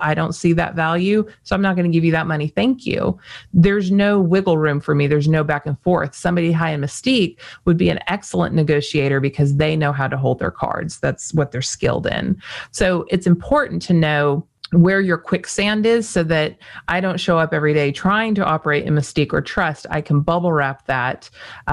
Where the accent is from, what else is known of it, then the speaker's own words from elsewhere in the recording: Las Vegas, Nevada, United States; I was born in Las Vegas